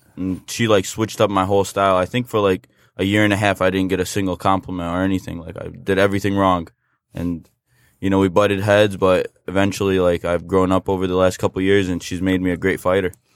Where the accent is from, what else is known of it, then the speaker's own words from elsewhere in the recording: United States; I'm an American citizen. I was born and raised here